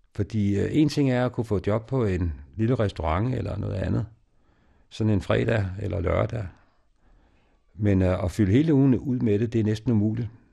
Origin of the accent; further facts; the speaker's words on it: Denmark; also born or lived in Ethiopia; hjemme i Danmark